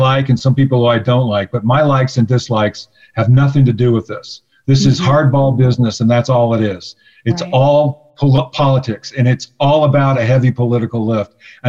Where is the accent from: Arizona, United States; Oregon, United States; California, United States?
Arizona, United States; I was raised in a conservative environment. I was raised in Arizona.